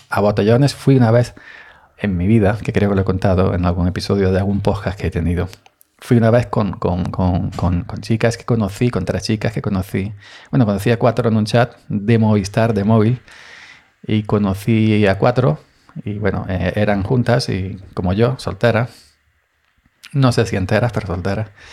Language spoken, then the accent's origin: Spanish; Andalusia, Spain; Andaluz, soy andaluz